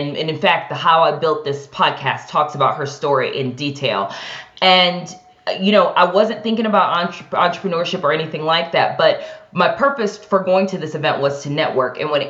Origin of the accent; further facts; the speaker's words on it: Cleveland, Ohio, United States; moved away as an adult; also born or lived in New York; I am from Cleveland, Ohio, born and raised. But I think that I really grew up in New York because that's where I first went out of college. So out of college, I moved from the suburbs in Cleveland, Ohio, and I moved to New York.